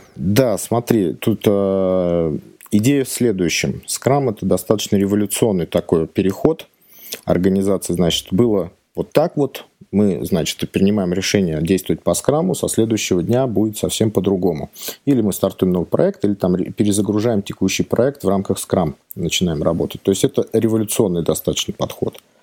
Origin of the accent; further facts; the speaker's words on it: outside Moscow Ring Road, Moscow Oblast, Russia; я не совсем из Москвы, я коренной замкадыш, но как бы работать приходится в Москве